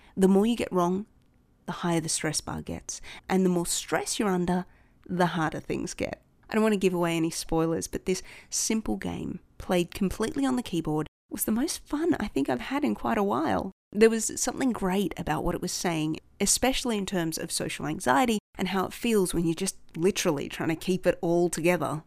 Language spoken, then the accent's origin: English; Australia